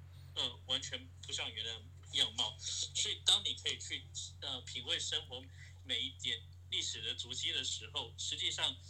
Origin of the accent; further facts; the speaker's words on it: Hsinchu, Taiwan; moved away as an adult; also born or lived in Taipei; now in New York, United States; 我是我是一个新竹呃长大的小孩，但是我高中在台北念，